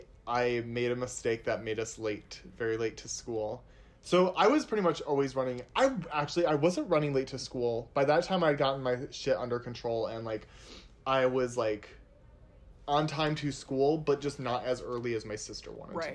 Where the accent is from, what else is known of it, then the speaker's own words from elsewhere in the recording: Northwest Indiana, United States; I grew up in Northwest Indiana.